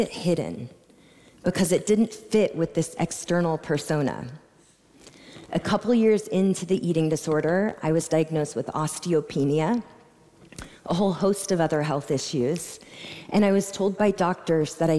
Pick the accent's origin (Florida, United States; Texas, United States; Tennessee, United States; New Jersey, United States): Texas, United States; Austin; I was born and raised here in Austin, Texas